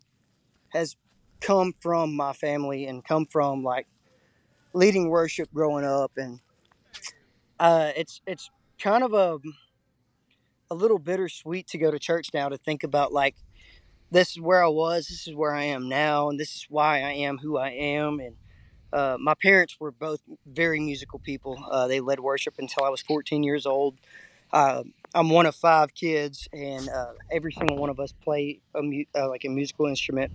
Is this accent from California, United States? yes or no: no; Texas, United States; being from the Lone Star State is like I call it the Alamo culture. It's like no matter what, against all odds, you're always going to be a Texan